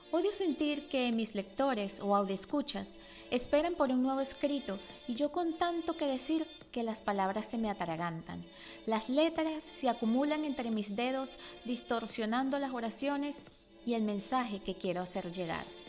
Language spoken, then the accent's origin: Spanish; Venezuela; first language Spanish; moved away as an adult; now in United States; mi lengua nativa es el español, que viví en Venezuela por 36 años y emigré a Estados Unidos hace solo 11